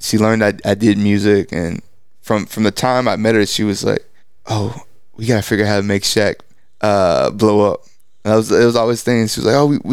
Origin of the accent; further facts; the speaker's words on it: East Texas, United States; I grew up in East Texas